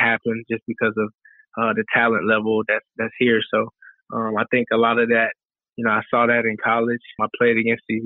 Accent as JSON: {"language": "English", "town": "Roswell", "region": "Georgia", "country": "United States", "tie": "born or raised there", "also_born_or_lived": "Alabama", "moved": "as an adult", "lives_now": "New York City, United States", "said": "I'm from Roswell. I went to school there."}